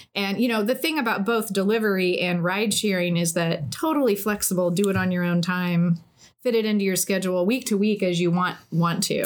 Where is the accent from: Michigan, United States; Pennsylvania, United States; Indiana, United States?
Indiana, United States; we're both from Indiana and went to Ball State